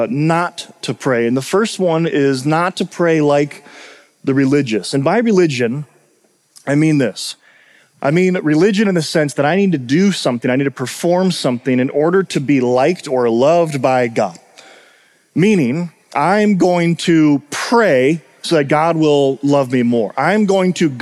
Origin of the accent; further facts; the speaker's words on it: Minnesota, United States; the two of us from Minnesota